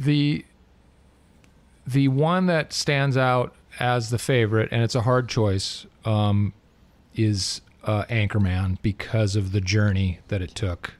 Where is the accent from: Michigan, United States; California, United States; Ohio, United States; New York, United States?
California, United States; Southern; I'm a legit born and raised in Southern California